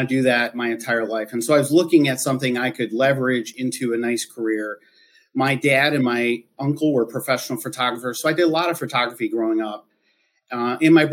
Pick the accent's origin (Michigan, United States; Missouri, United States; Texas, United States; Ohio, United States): Michigan, United States; Sandusky; moved away as an adult; also born or lived in Mackinac Island, Michigan; now in Washington, Pennsylvania, United States; I grew up and spent most of my life in the southern part of Michigan, in Sandusky, Michigan